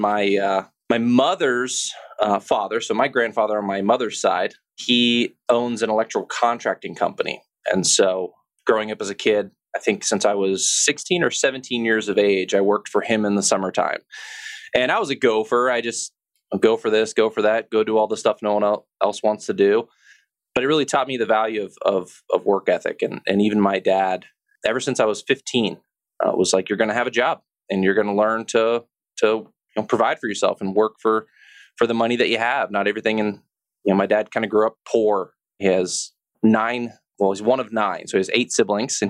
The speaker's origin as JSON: {"language": "English", "town": "Cincinnati", "region": "Ohio", "country": "United States", "tie": "born or raised there", "also_born_or_lived": "Midland, Michigan / Houston, Texas", "said": "And that's really where I kind of grew up, is in Cincinnati, Ohio."}